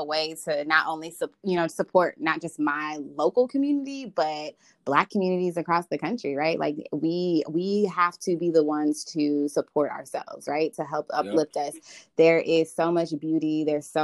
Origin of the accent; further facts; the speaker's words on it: Winter Garden, Florida, United States; also born or lived in Orlando, Florida; now in Washington, D.C., United States; I am originally from Orlando, Florida. Grew up in the Winter Garden area. I am currently living in Washington, D.C.